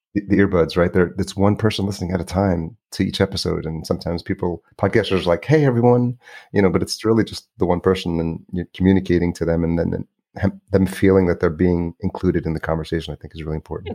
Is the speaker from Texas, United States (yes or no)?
no; New York, United States; also born or lived in Los Angeles; now in Minneapolis, United States; grew up in New York